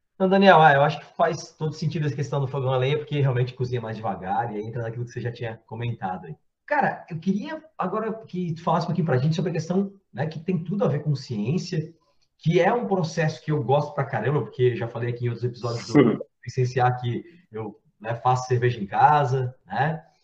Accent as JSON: {"language": "Portuguese", "town": "Blumenau", "region": "Santa Catarina", "country": "Brazil", "said": "eu sou de Blumenau"}